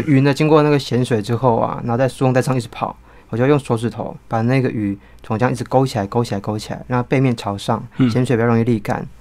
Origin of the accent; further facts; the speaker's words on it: Taipei, Taiwan; 我是台北人，哦，所以台北真的是写作资源很丰沛的地方